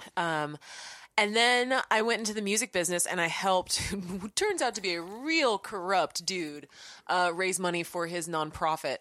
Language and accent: English; Orange County, California, United States; moved away as an adult; also born or lived in New Orleans / Denver; I'm from Orange County, California